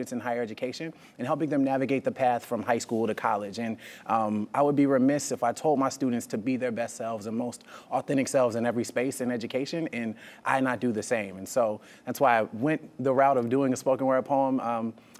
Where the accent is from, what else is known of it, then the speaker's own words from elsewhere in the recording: North Carolina, United States; being in my hometown